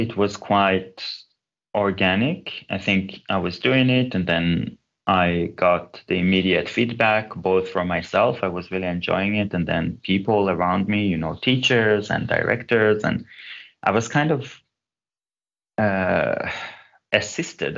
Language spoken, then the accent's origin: English; Israel; moved away as an adult; also born or lived in Gothenburg, Sweden; I was born in Israel, but my mom's family are from Turkey, and my father's family came to Israel from Iran and Uzbekistan